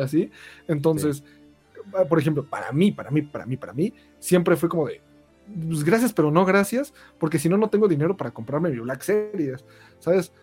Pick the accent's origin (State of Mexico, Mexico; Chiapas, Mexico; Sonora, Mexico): State of Mexico, Mexico; Ecatepec; yo soy de Catepec